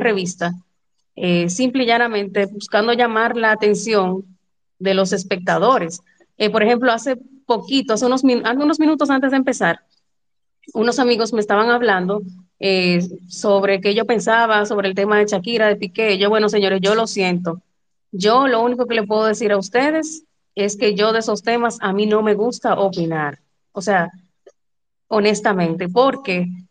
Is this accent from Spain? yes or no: no; Dominican Republic; como yo, que somos dominicanos.